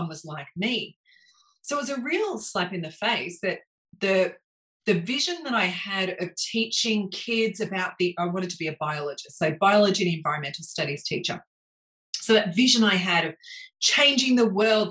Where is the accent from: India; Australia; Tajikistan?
Australia; Melbourne, Victoria; I grew up in Melbourne. In fact, I grew up at the base of the Dandenong Ranges. So little kid from Montrose